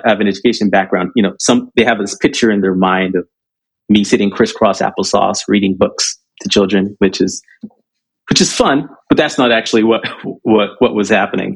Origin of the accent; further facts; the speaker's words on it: Southern California, United States; also born or lived in Jamaica / Michigan; Second stop was Southern California. And that's where I grew up